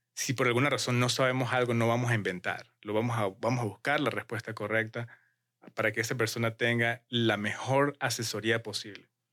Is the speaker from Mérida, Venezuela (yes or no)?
yes; Mérida, Venezuela; now in Utah, United States; vengo de Mérida, Venezuela, donde es una ciudad de muchas montañas